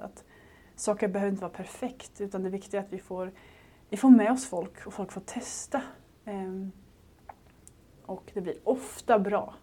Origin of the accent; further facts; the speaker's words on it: Småland, Sweden; moved away; jag kom ner från Småland annars, där jag växte upp